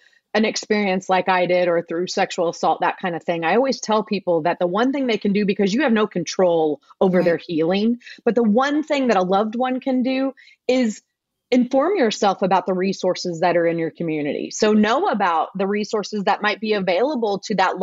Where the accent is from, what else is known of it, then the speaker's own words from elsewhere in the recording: Evansville, Indiana, United States; Evansville, Indiana. So that's my hometown